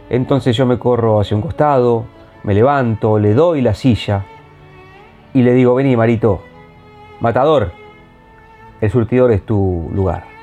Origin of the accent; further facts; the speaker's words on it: Argentina; porque seamos sinceros, como argentinos lo tenemos un poquito olvidado y tenemos que hacer un mea culpa.